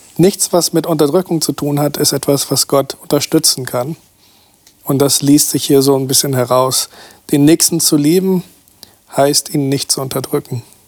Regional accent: Brazil; now in Germany; Ich bin aus Brasilien

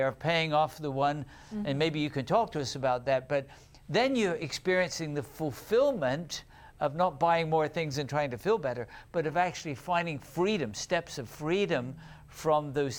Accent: United Kingdom; accent: British; now in United States; When I first came to America, my British accent will come back when I'm talking about it.

